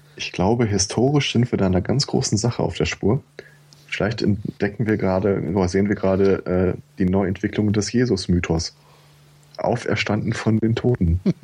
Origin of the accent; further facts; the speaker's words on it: Germany; Bei uns in Deutschland